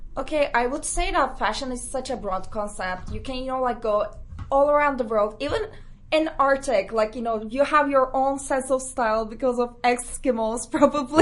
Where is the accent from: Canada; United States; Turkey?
Turkey; Istanbul; moved away as an adult; now in London, United Kingdom; I'm from Istanbul